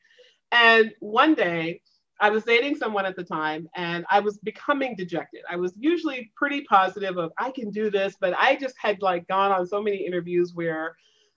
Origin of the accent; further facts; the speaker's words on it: the South, United States; moved away; also born or lived in the Northeast; I came from the South